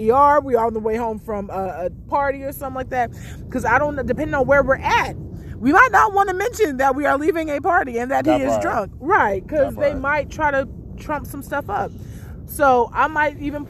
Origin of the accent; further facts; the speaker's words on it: California, United States; moved away; growing up in California, you know, they tell us we speak a little proper. So we don't have the accent, the same accent